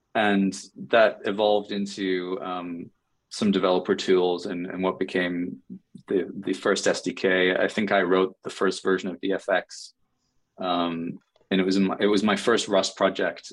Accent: England, United Kingdom; moved away as an adult; also born or lived in New York City; now in United States; I'm from England originally, and I moved to uh-huh. the US about 10 years ago

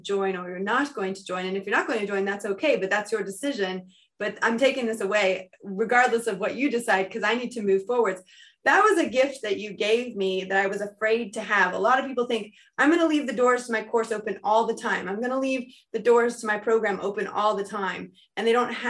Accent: United States; now in United Kingdom; I'm American in the UK

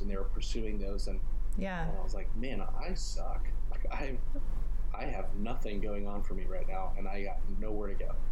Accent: Tucson, Arizona, United States; also born or lived in Colorado; Um, I grew up in Tucson, Arizona. I was born in Colorado.

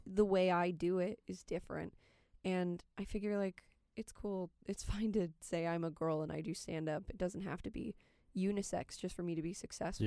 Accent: California, United States; moved away; I'm from California

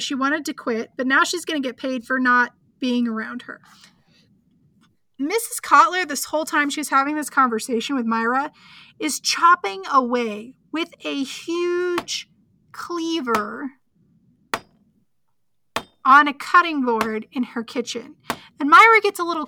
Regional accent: the South, United States; I am from the South.

